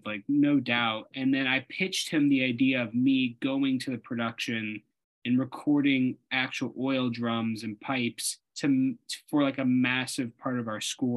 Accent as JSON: {"language": "English", "town": "Kansas City", "region": "Missouri", "country": "United States", "moved": "yes", "said": "I'm from Kansas City originally."}